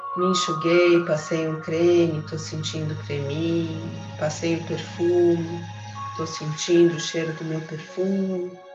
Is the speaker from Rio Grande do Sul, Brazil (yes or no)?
no; Santos, São Paulo, Brazil; moved away; Ontem foi aniversário de Santos, parabéns minha cidade natal, minha cidade querida